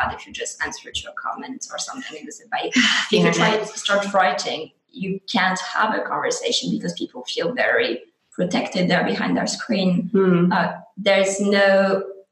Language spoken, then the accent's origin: English; France; moved away as an adult; now in Oxford, United Kingdom; I don't live in France. I haven't lived in France in quite a few years